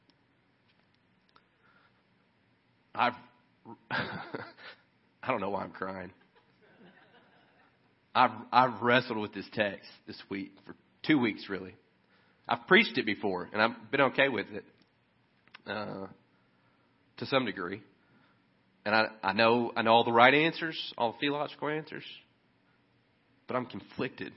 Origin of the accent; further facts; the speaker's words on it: Kentucky, United States; I'm from Kentucky